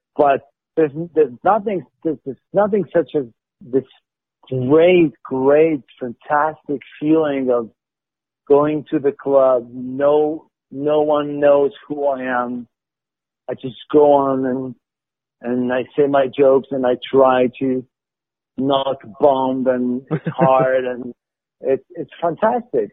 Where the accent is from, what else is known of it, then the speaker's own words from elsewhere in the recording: Morocco; English is a second language; moved away; also born or lived in Montreal, Canada / France; I was born and raised in Morocco. Um, then I moved to Canada. I lived in Montreal for four years.